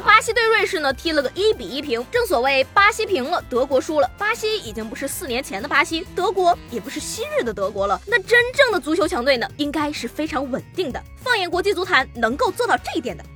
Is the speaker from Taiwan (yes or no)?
no; northern China, China; 做一个北方人的，从小到大吃的粽子全都是甜的